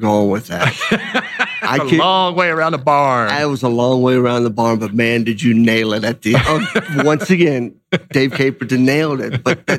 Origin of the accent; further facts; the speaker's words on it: Kentucky, United States; I grew up in Kentucky.